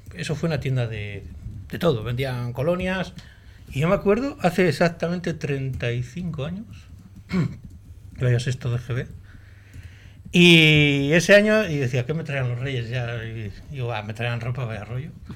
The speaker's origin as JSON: {"language": "Spanish", "town": "Portugalete", "region": "Basque Country", "country": "Spain", "said": "yo de Buenavista"}